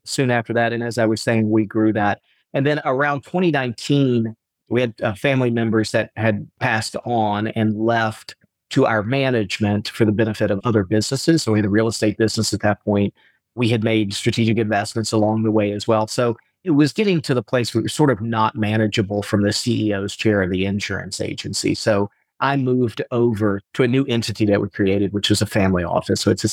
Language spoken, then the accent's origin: English; Atlanta, Georgia, United States; also born or lived in Pasadena / New Orleans / Oxford; now in Valdosta, United States; We grew up in Atlanta